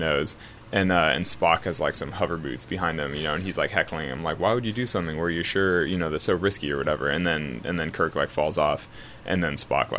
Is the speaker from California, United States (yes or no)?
yes; California, United States; I'm from California, so obviously I'm very Yosemite-centric.